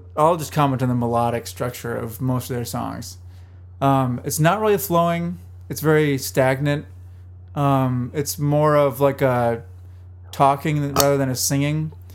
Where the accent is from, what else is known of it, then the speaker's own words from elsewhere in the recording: Minnesota, United States; I'm from Minnesota